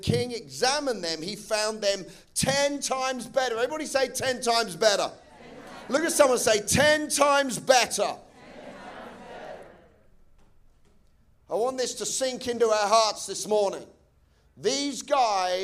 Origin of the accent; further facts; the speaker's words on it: England, United Kingdom; I'm English.